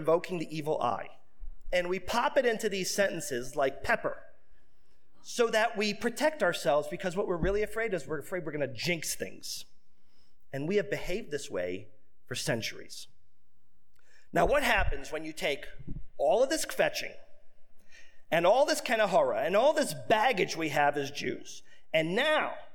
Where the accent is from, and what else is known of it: Detroit, Michigan, United States; born or raised there